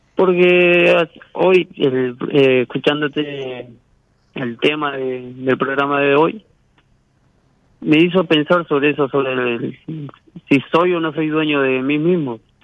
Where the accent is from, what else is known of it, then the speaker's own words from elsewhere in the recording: Paraná, Entre Ríos, Argentina; De Paraná